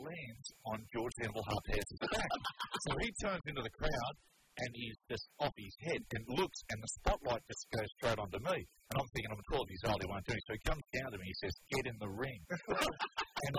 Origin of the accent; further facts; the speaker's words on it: New Zealand; now in Australia; I grew up in New Zealand